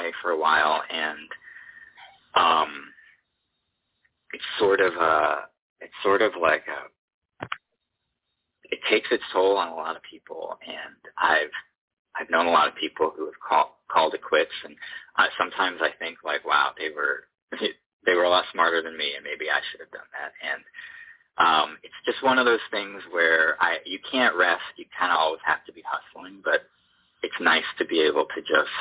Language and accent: English; Boston, Massachusetts, United States; moved away as an adult; now in Los Angeles, United States; We're from the Boston area